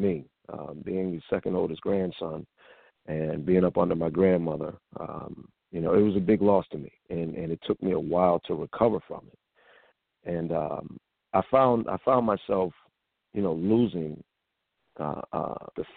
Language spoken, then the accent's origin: English; Springfield, Massachusetts, United States; moved away as an adult; now in Atlanta, United States; I hail from Springfield, Massachusetts, which is the birthplace of the famed game basketball